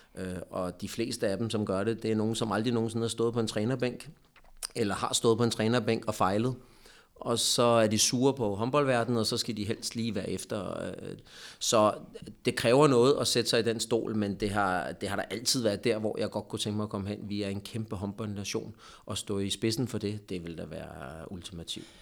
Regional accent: Lyngby, Capital Region of Denmark, Denmark; moved away as an adult; also born or lived in Poland / Hungary; jeg er jo Lyngby-dreng.

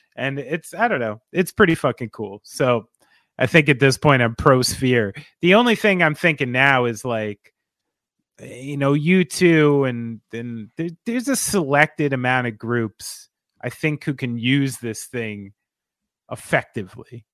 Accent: New Jersey, United States; I'm from New Jersey

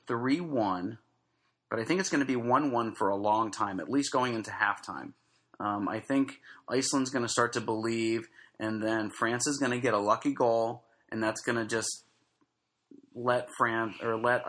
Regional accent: United States; I'm an American

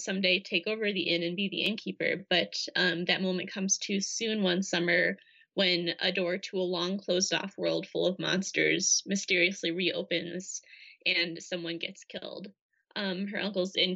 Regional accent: Minnesota, United States; So I grew up in Minnesota

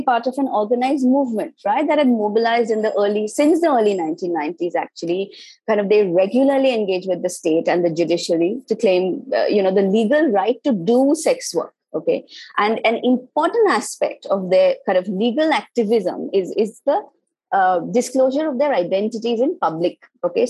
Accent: India; moved away; I was myself from India

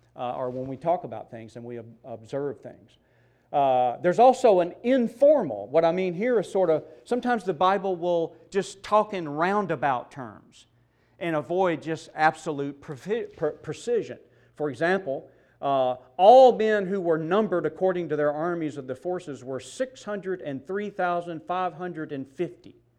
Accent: Mississippi, United States; I grew up in Mississippi.

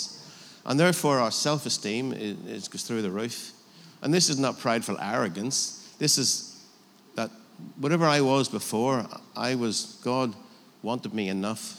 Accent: Northern Ireland, United Kingdom; I'm from Northern Ireland

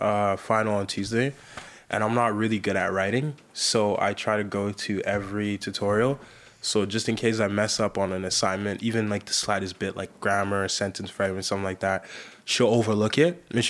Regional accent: Sierra Leone; English is a second language; moved away; I came from Sierra Leone.

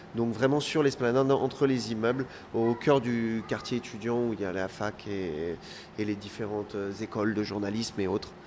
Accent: Pas-de-Calais, Hauts-de-France, France; moi je suis originaire donc euh, originaire du Pas-de-Calais

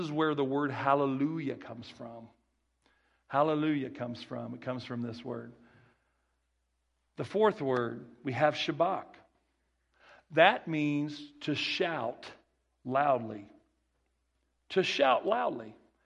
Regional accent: Kirbyville, Missouri, United States; accent: country boy; also born or lived in Branson, Missouri; my Kirbyville... where I was raised, my elementary school, my little accent, my little country boy accent

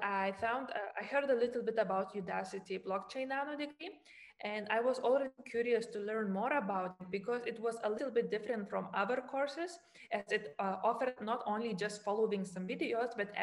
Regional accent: Lithuania; now in Germany; I come from Lithuania. Currently, I live in Germany

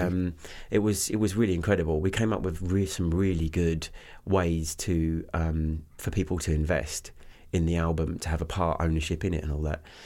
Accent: Canterbury, South East England, United Kingdom; moved away as an adult; also born or lived in Los Angeles; I was born in, um, uh, Canterbury Hospital

